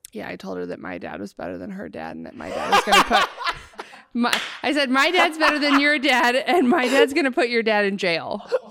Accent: Oregon, United States; now in Los Angeles, United States; I'm from Oregon

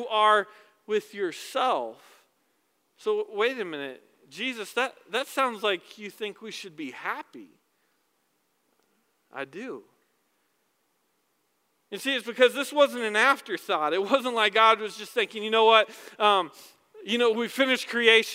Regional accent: the South, United States; I was born in the South

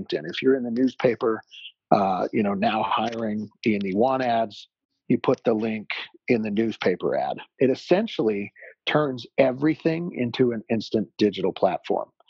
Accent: Salt Lake City, Utah, United States; also born or lived in Jackson Hole, Wyoming; I grew up in Salt Lake City, Utah

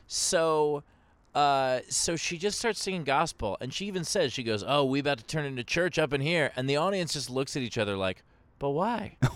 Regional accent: New York City, New York, United States; I grew up in Queens

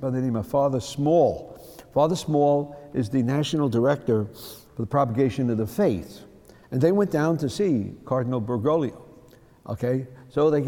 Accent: New York City, New York, United States; When I grew up in the Bronx

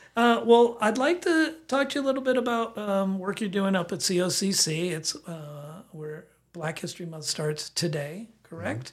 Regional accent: the South, United States; now in Bend, United States; I'm from the South.

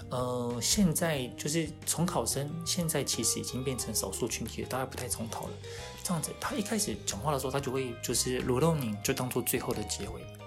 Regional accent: Taiwan; also born or lived in Japan; 我们台湾

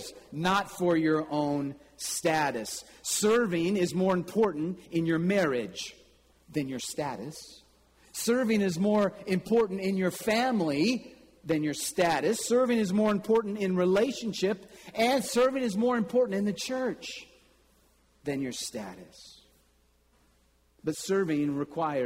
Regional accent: Kansas City, United States; there was a bank in my hometown in Kansas City

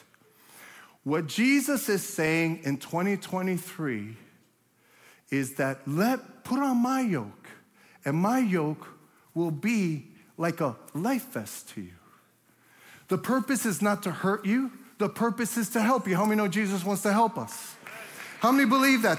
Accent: New York City, New York, United States; I'm from Brooklyn

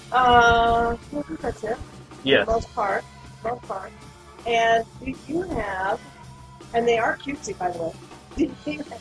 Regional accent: Apple Valley, Minnesota, United States; Uh, yep, I'm from Apple Valley too, but it's not in California.

